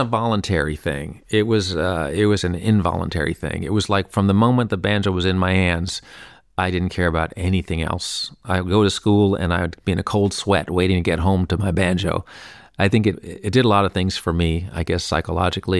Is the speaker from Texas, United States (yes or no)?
no; New York City, New York, United States; I grew up here in New York City and, uh, on hundredth Street, West End